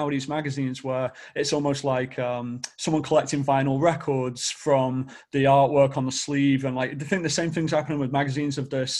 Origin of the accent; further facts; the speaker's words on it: Stockport, North West England, United Kingdom; I'm from Stockport, right?